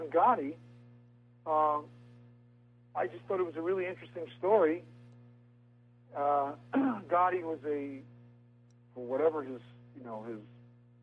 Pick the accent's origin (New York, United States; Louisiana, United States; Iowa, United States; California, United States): New York, United States; accent: New York; my New York accent